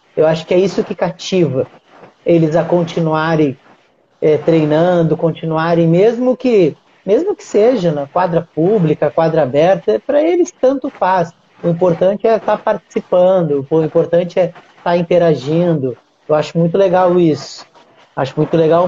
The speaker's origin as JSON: {"language": "Portuguese", "town": "Uruguaiana", "region": "Rio Grande do Sul", "country": "Brazil", "moved": "yes", "lives_now": "Rio de Janeiro, Brazil", "said": "a cidade onde eu nasci porque eu sou eu moro aqui no Rio de, no Rio de Janeiro só que eu sou de Uruguaiana, Rio Grande do Sul"}